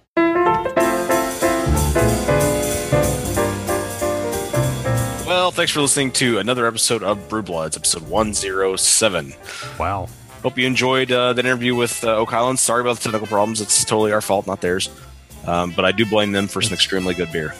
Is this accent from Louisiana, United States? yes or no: no; Abilene, Texas, United States; we grew up in Abilene, and when I come see my dad in Dallas